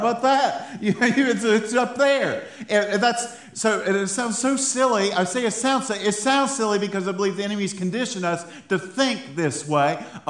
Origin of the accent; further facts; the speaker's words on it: Ohio, United States; accent: Appalachian; also born or lived in Texas; now in Kentucky, United States; I'm from Ohio.